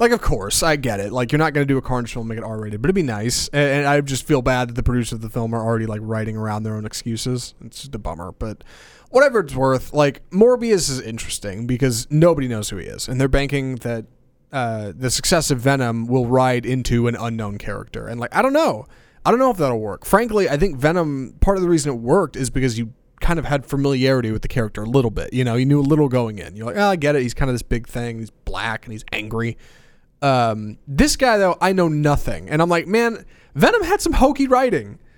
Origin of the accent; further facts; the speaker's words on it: Houston, Texas, United States; I grew up in Houston